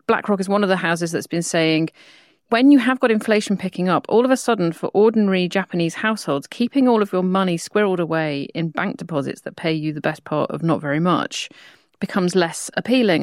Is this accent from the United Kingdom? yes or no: yes; United Kingdom; I'm a Brit